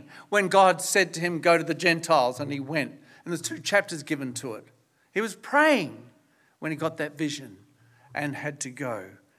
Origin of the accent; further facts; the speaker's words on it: Australia; now in New Zealand; So I haven't lost my Australian citizenship, but I'm a Kiwi too.